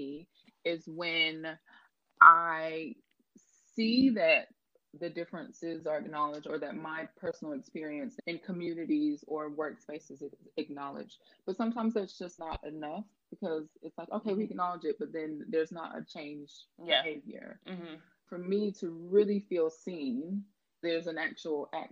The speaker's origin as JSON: {"language": "English", "town": "Atlanta", "region": "Georgia", "country": "United States", "moved": "yes", "lives_now": "London, United Kingdom", "said": "originally from Atlanta, Georgia in the States, and now living in London, England"}